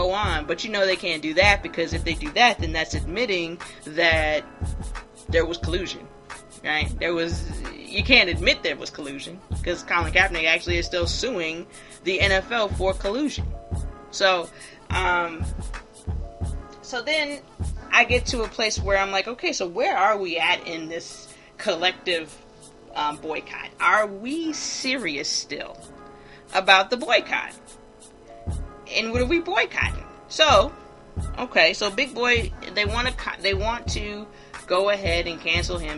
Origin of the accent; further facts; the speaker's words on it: Hilton Head, South Carolina, United States; Savannah is 30 minutes away from my hometown, Hilton Head, South Carolina.